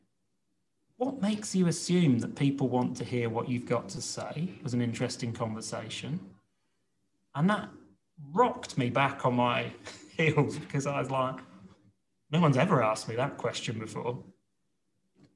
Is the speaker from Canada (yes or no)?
no; Reading, South East England, United Kingdom; I was brought up in Reading